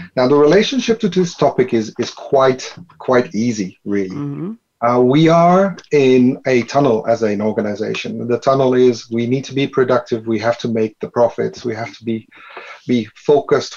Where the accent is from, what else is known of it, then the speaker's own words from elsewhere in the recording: Netherlands; I am from the Netherlands